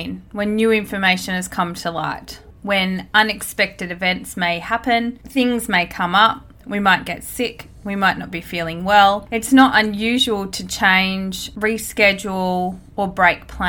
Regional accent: Australia; born or raised there

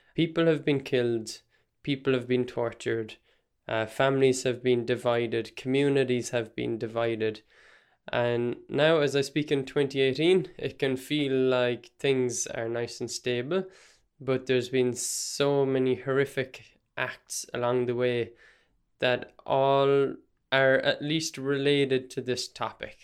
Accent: Ireland

